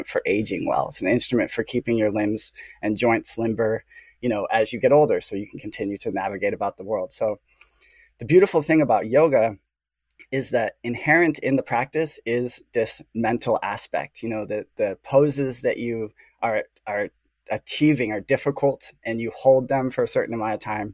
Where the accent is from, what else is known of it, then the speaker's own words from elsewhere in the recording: Chicago, Illinois, United States; I grew up in the Midwest, in the heart of the empire, Chicago.